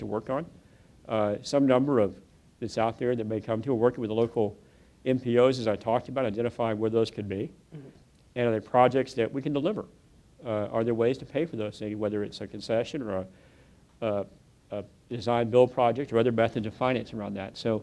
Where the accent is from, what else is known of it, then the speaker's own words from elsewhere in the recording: West Texas, United States; I grew up in West Texas